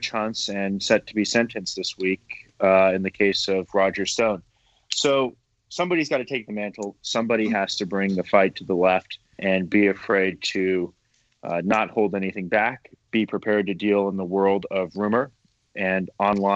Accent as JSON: {"language": "English", "country": "United States", "said": "I'm an American"}